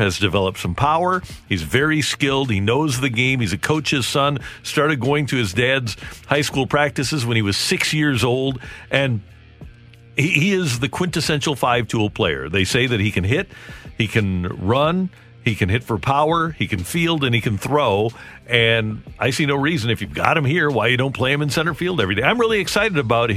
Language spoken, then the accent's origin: English; Creve Coeur, Missouri, United States; I'm from Creve Coeur. I'm from the county